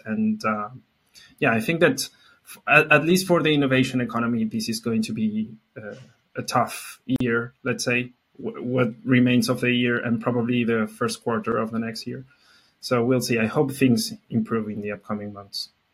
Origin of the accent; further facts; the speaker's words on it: Argentina; I'm from Argentina. Uh, not from Mexico